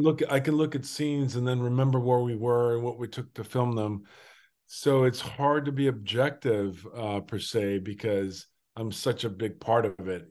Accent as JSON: {"language": "English", "region": "Durango", "country": "Mexico", "tie": "born or raised there", "said": "I'm Mexican. I was born in Durango, Durango in nineteen seventy"}